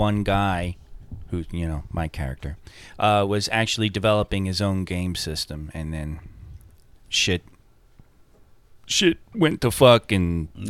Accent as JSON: {"language": "English", "area": "Long Island", "region": "New York", "country": "United States", "tie": "born or raised there", "said": "I grew up on Long Island, which has a real deep fishing tradition"}